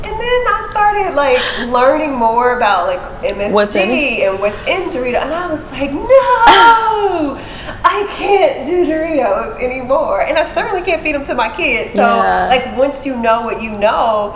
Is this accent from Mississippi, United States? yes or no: no; Ohio, United States; now in Houston, United States; I'm from Ohio.